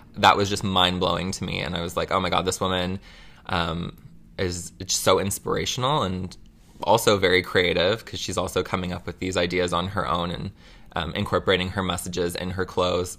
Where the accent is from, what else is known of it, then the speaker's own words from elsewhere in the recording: Mississauga, Ontario, Canada; I was born in Mississauga